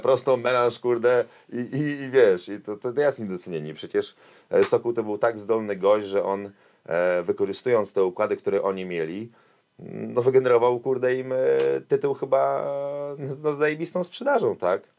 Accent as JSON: {"language": "Polish", "town": "Warsaw", "region": "Masovian Voivodeship", "country": "Poland", "also_born_or_lived": "Kraków", "said": "a ja, mówię, z Warszawy"}